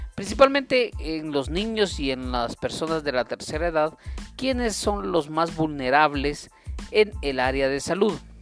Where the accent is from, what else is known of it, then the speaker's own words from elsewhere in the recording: Guatemala; como guatemaltecos